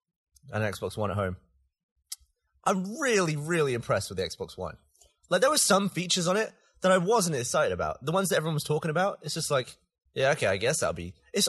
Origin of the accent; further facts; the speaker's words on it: United Kingdom; accent: British; my funny British accent.